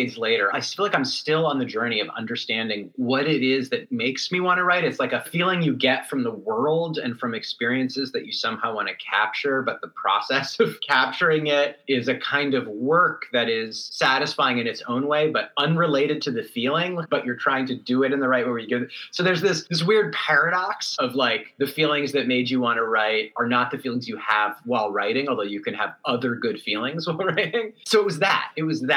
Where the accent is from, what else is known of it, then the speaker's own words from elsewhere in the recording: Berkeley, California, United States; I grew up in Berkeley, in the East Bay